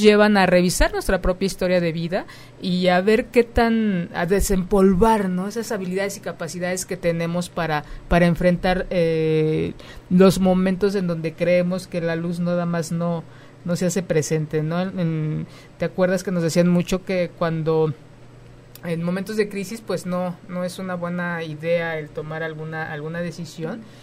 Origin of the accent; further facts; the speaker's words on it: Mexico; como mexicanos